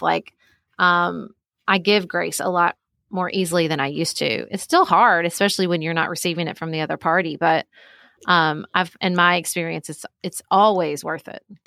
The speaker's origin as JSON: {"language": "English", "town": "Paducah", "region": "Kentucky", "country": "United States", "tie": "born or raised there", "also_born_or_lived": "Washington, D.C.", "moved": "as an adult", "said": "I live in my hometown of Paducah, Kentucky"}